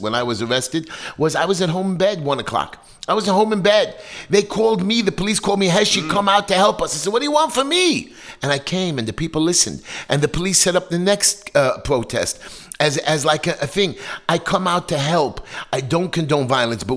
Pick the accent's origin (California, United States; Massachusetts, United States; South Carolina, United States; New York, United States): New York, United States; New York City; I'm right from the streets of Brooklyn. I grew up in Bensonhurst where dogs were chasing me